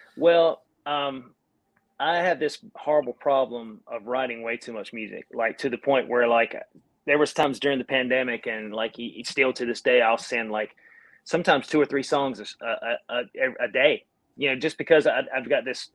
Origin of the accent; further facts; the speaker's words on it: North Carolina, United States; accent: Southern; I'm from North Carolina